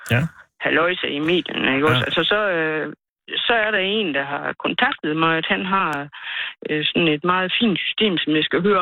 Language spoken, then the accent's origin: Danish; Denmark; moved away as an adult; now in near Staby, Denmark; Jeg er fra Tam.